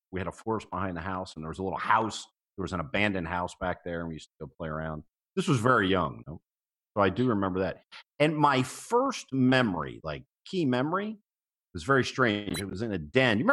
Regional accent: Long Island, New York, United States; moved away; also born or lived in Florida; I was born in Long Island, very close to the Brookhaven National Lab

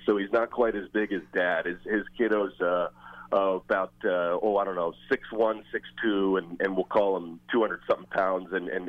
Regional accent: New Jersey, United States; I'm from New Jersey and been old Giants Stadium a bunch of times as a kid

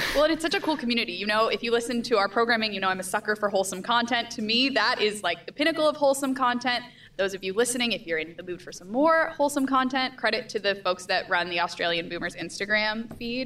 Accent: United States; I'm American

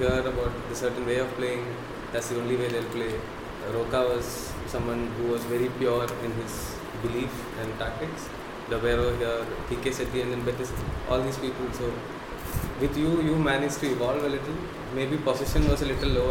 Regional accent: Kozhikode, Kerala, India; I'm from Kerala

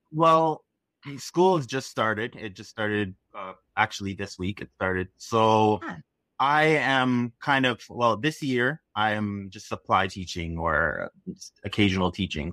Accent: Toronto, Ontario, Canada; I am from Toronto, Canada

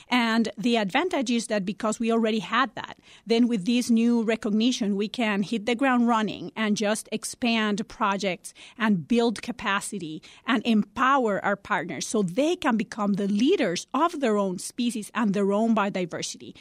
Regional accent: Costa Rica; now in Chicago, United States; I'm originally from Costa Rica

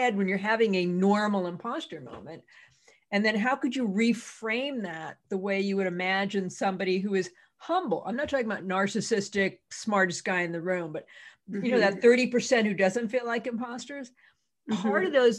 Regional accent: Massachusetts, United States; I'm from Massachusetts.

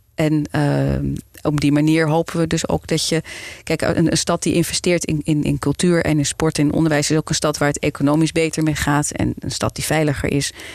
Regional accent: Amsterdam, North Holland, Netherlands; moved away as an adult; now in Zaandam, Netherlands; Ik ben eh, geboren en getogen Amsterdammer. En ik woon sinds 2002 in Zaanstad

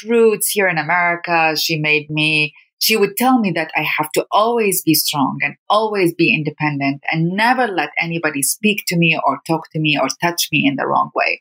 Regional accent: Iraq; moved away as an adult; now in United States; Growing up in Iraq was a combination of fear.

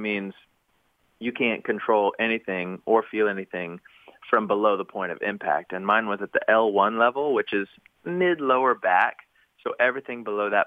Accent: Knoxville, Tennessee, United States; now in Nashville, United States; my hometown of Knoxville, Tennessee

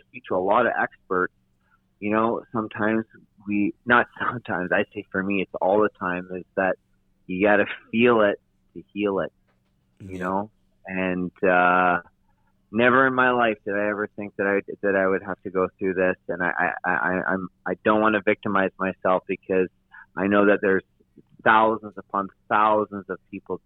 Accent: North Vancouver, British Columbia, Canada; I was born in North Vancouver, but I did live in Toronto for about close to 4 months after the ride.

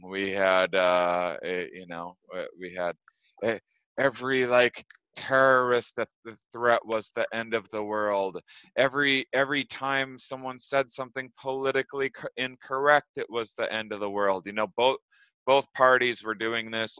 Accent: Wisconsin, United States; moved away as an adult; also born or lived in Los Angeles; Wisconsin, my hometown, and I'm recording this from my childhood bedroom right now

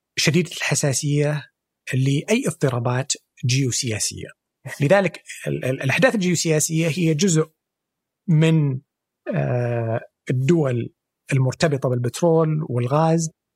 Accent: Saudi Arabia; عندنا في السعوديه

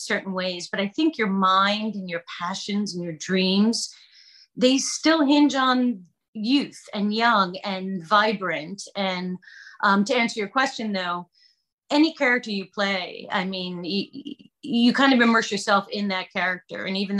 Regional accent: New York, United States; moved away as an adult; also born or lived in Wilmington; now in Texas, United States; I grew up in New York.

